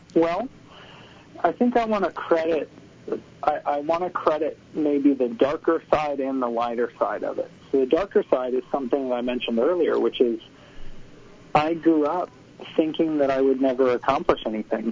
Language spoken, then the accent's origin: English; Tampa, Florida, United States; I grew up in Tampa, Florida